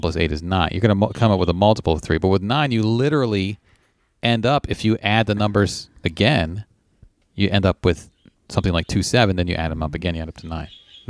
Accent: Tennessee, United States; I grew up in Tennessee, and we learned these in middle school.

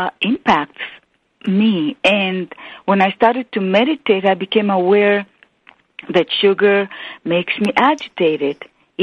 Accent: Israel; I grew up in Israel in a family of five children

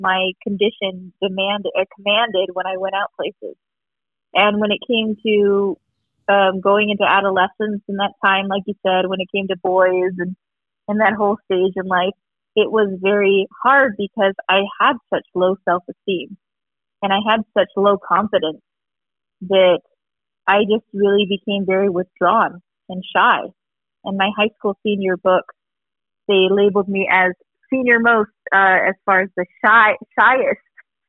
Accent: Tucson, Arizona, United States; I am from Arizona. Tucson, Arizona

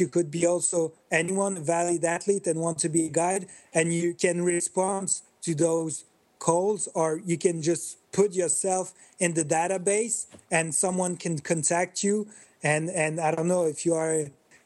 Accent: Belgium; I grew up in Belgium. I'm living in Belgium

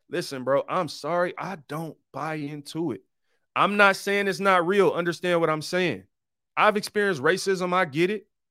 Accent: Detroit, Michigan, United States; I'm from Detroit. I grew up on Seven Mile. Detroit was 88% black when I was growing up

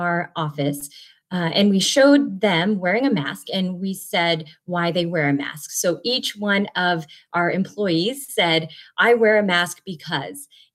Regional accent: Fredonia, Kansas, United States; I'm a family physician in Southeast Kansas in a town called Fredonia, a town of about 2,500 people. This is my hometown

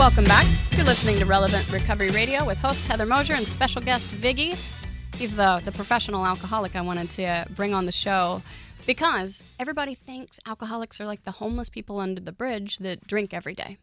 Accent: Oklahoma, United States; now in Houston, United States; I grew up in Oklahoma

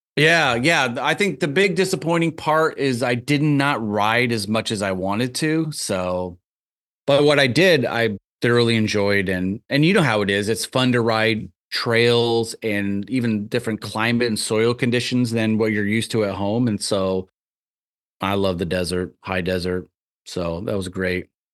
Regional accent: Tama, Iowa, United States; moved away; also born or lived in Tucson, Arizona; I grew up in a little town called Tama, which is about forty-five m, minutes straight west of Cedar Rapids, just straight west.

